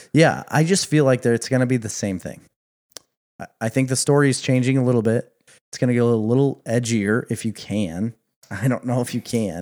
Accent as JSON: {"language": "English", "region": "Midwest", "country": "United States", "said": "We are coming from the Midwest"}